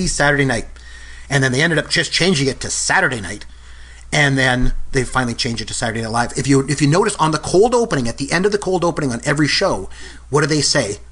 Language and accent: English; Canada; I'm from the Great White North myself